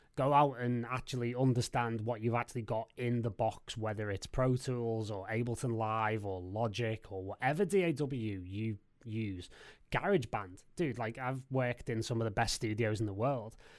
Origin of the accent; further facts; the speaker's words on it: Liverpool, North West England, United Kingdom; I lived in Liverpool and I'm from Liverpool and I'm, I'm still here now